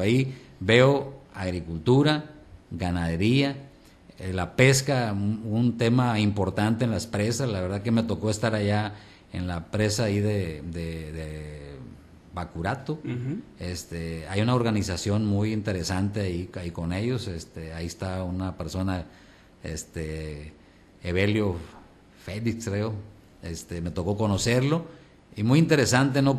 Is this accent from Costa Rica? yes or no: no; Colonia Hidalgo, Bachimeto, Sinaloa, Mexico; also born or lived in Navolato; nací en Abolato, este, en la cabecera, pero me crié en el campo, en la colonia Hidalgo, sindicatura de Bachimeto